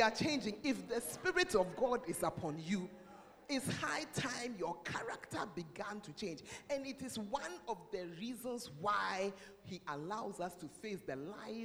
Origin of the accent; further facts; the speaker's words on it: Ghana; I'm a Ghanaian.